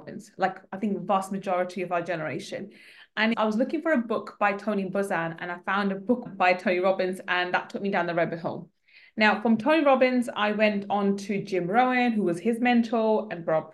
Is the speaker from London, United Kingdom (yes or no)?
yes; London, United Kingdom; I grew up in East London, council estate in East London.